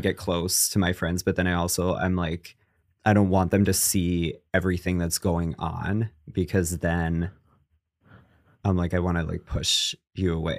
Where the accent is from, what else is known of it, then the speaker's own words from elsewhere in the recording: Connecticut, United States; moved away as an adult; also born or lived in Los Angeles; I'm from Connecticut, in case you can't tell by the tone